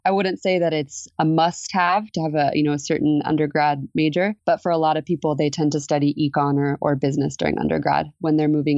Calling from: San Diego, California, United States; I'm calling in from San Diego, California today.

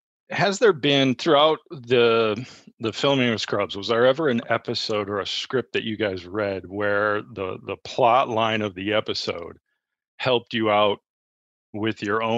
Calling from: Minneapolis, Minnesota, United States

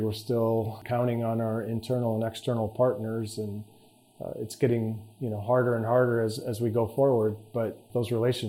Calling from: Dallas, Texas, United States; and I come to you today from Dallas, Texas.

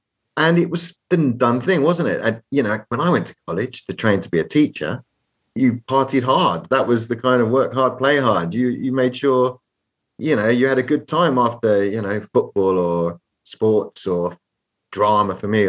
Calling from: London, United Kingdom; I'm calling from London, England

